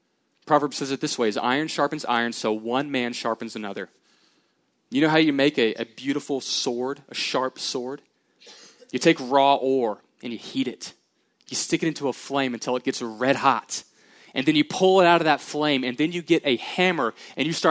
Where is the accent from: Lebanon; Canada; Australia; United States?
United States; Houston, Texas; I grew up in the Houston area, so I love the Houston Rockets.